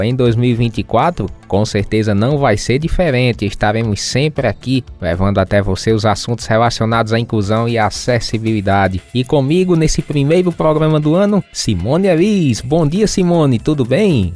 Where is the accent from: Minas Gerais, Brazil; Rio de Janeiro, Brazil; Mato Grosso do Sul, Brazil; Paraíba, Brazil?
Paraíba, Brazil; Condado; sou da cidade de Condado, Alto Sertão da Paraíba.